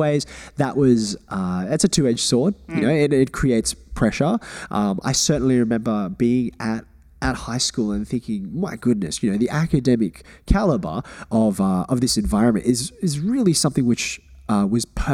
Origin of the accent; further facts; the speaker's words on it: Australia; Growing up, personally, my immediate family, we always thought about ourselves as Australian